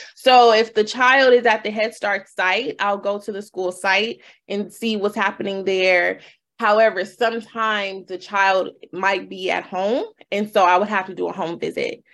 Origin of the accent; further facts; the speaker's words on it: Los Angeles, California, United States; born and raised in Los Angeles. Um, went to Crenshaw High, you know, full uh, thoroughbred LA girl.